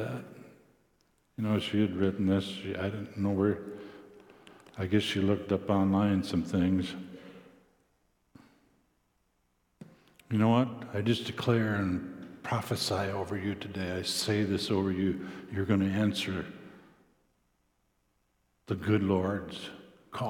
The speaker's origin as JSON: {"language": "English", "region": "South Dakota", "country": "United States", "tie": "born or raised there", "also_born_or_lived": "Orange City, Iowa", "said": "I grew up in South Dakota and wore cowboy boots"}